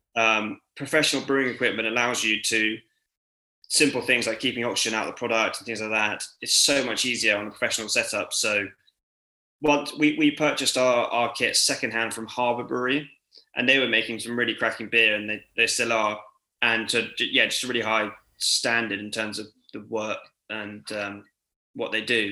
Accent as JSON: {"language": "English", "town": "Cirencester", "region": "South West England", "country": "United Kingdom", "tie": "born or raised there", "said": "I grew up in Cirencester, which is about half an hour away from Cheltenham"}